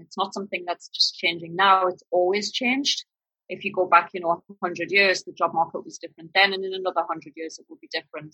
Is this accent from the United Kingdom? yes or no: yes; northern Britain, the north of England, United Kingdom; accent: northern British; now in Australia; my northern British accent